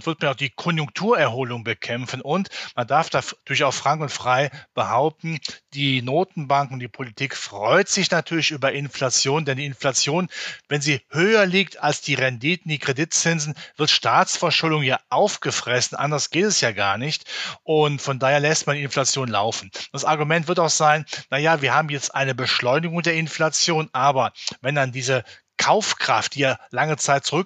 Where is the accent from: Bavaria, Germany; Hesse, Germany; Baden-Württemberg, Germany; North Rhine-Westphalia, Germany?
North Rhine-Westphalia, Germany; ich komme ja aus dem Rheinland in der Nähe von Köln